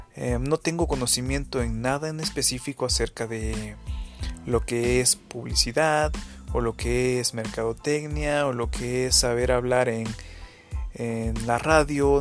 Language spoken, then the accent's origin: Spanish; Guerrero, Mexico; soy originario de México, de un estado que se llama Guerrero